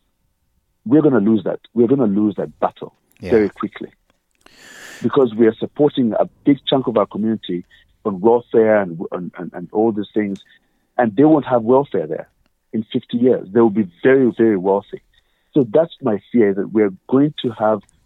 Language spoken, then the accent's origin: English; Uganda; moved away; I'm originally African, obviously, as you can tell from my accent. I'm Ugandan